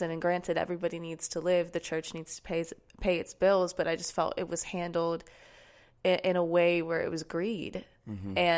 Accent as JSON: {"language": "English", "town": "Sarasota", "region": "Florida", "country": "United States", "said": "Um, I'm, Sarasota. I'm from, I'm"}